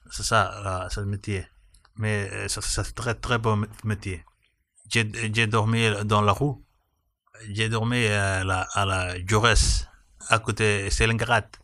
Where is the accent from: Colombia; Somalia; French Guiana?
Somalia; French is a second language; moved away as an adult; now in France; j'ai 31 ans, je viens de Somalie, je suis arrivé en France depuis 3 ans